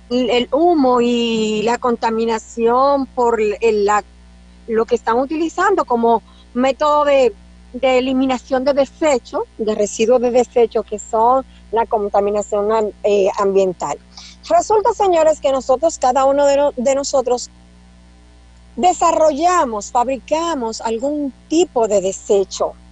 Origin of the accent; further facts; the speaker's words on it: Dominican Republic; El dominicano tiene la creencia usted que es dominicano, doctor, que somos hijos del Padre, que no es mentira, y que estamos protegidos